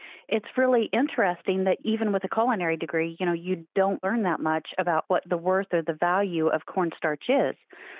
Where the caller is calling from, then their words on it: Whiteland, Indiana, United States; I'm calling from Whiteland, Indiana.